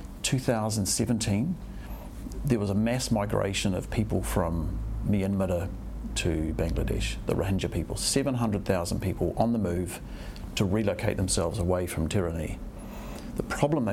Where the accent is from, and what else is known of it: New Zealand